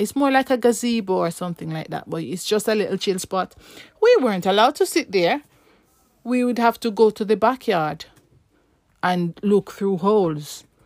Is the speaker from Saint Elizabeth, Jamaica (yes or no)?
no; Saint Ann Parish, Jamaica; moved away as an adult; now in United Kingdom; Well, me, I, I grew up in Jamaica